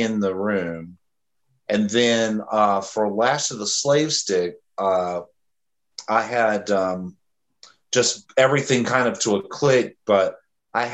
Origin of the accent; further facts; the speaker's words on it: Fayetteville, North Carolina, United States; moved away as an adult; now in Greenville, United States; I'm originally from Fayetteville, North Carolina.